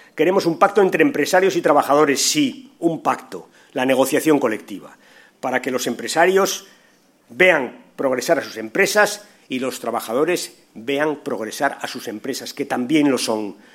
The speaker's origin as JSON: {"language": "Spanish", "country": "Spain", "said": "nos hemos reconocido como somos, españoles"}